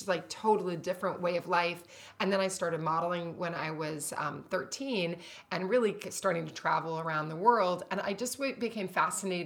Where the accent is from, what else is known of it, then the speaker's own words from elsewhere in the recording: Kentucky, United States; moved away; growing up in Kentucky